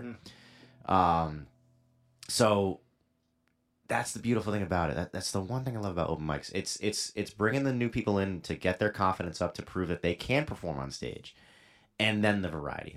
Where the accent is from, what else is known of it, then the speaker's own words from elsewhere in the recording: Middletown, Rhode Island, United States; also born or lived in Newport, Rhode Island; I was born in Newport. I've lived my whole life in Middletown, which is the town right next to Newport.